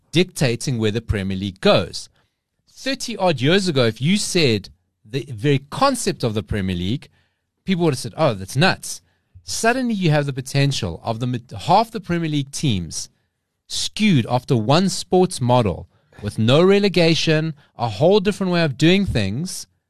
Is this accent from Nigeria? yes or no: no; South Africa; we're South African